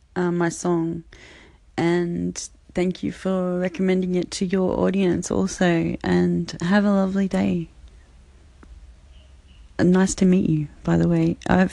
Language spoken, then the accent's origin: English; Australia; I'm from Australia.